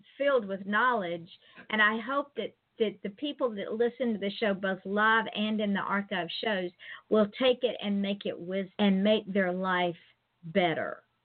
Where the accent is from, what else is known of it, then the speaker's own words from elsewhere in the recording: Georgia, United States; now in Florida, United States; I live in Florida, but I'm originally from Georgia